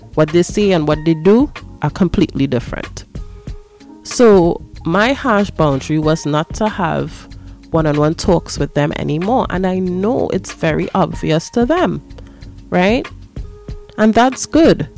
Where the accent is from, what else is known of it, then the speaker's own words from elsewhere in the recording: Trinidad & Tobago; I am black, I am Afro Trinidadian or Trinbagonian